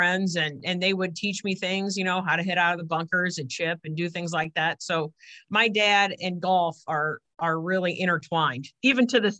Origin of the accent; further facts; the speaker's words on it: Bettendorf, Iowa, United States; I grew up, born and raised in Bettendorf. And went to the University of Iowa